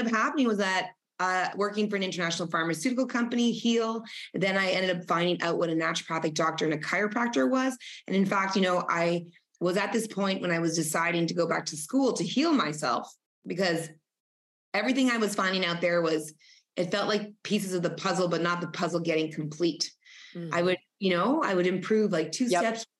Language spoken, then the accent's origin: English; Northern Ontario, Canada; I grew up in Northern Ontario, Canada, the only Spanish kid amongst, you know, French Canadians and Canadians.